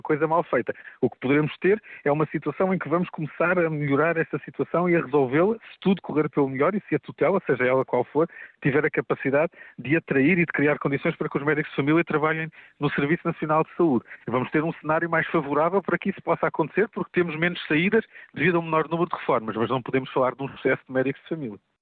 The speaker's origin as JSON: {"language": "Portuguese", "country": "Portugal"}